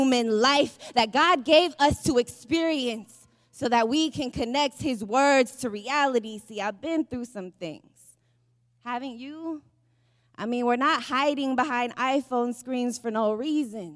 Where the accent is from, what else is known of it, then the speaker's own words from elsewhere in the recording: San Francisco, California, United States; I'm from San Francisco